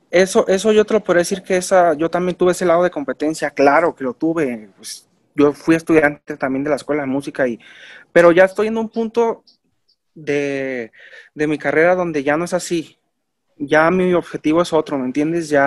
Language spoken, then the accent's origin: Spanish; Mexico; pues como mexicano se puede decir, pues estamos como influenciados en otras ondas